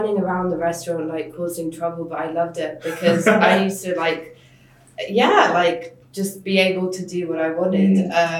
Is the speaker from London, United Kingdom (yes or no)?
yes; London, United Kingdom; also born or lived in Georgia; I grew up in London. I moved here when I was 9 months old.